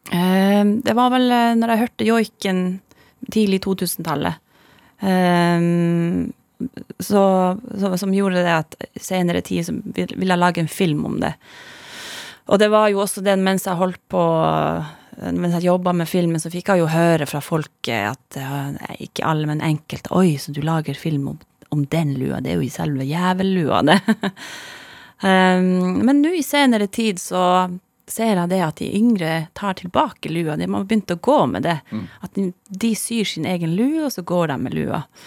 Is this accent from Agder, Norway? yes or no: no; Masi, Finnmark, Norway; first language Northern Sami; Norwegian is a second language; also born or lived in Kautokeino; Jeg vokste opp i Madze. Ja. Altså, eller Masi på norsk